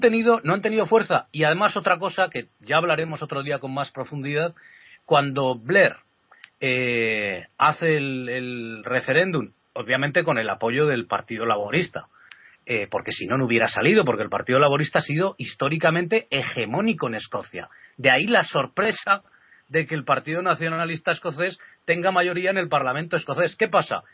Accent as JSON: {"language": "Spanish", "country": "Spain", "said": "siendo español"}